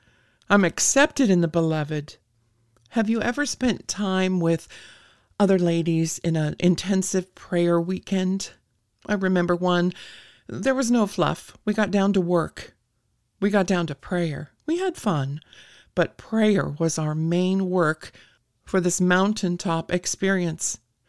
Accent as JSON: {"language": "English", "region": "California", "country": "United States", "tie": "born or raised there", "also_born_or_lived": "Idaho, United States", "said": "I've lived in many of the states in our country here, and growing up in California, I experienced many earthquakes."}